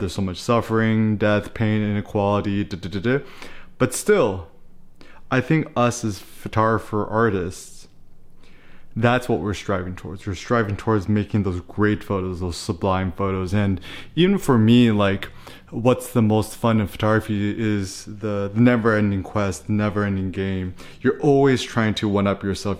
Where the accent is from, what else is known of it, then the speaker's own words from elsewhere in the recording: United States; as an American